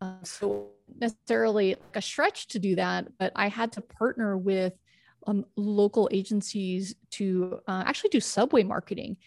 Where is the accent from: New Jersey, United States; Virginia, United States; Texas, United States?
Texas, United States; also born or lived in New York (family); I grew up in Texas